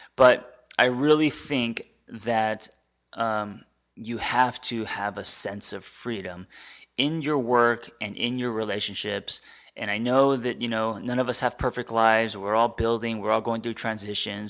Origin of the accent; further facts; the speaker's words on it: United States; as an American